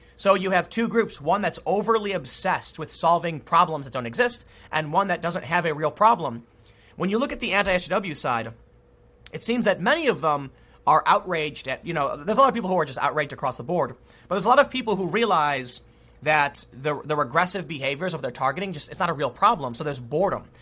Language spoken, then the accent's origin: English; United States